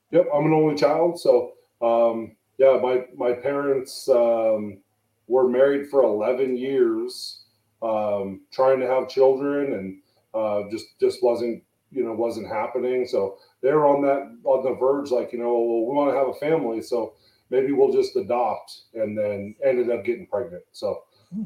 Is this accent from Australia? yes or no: no; San Jose, California, United States; moved away as an adult; also born or lived in Fremont, California; now in Reno, United States; I'm from San Jose, California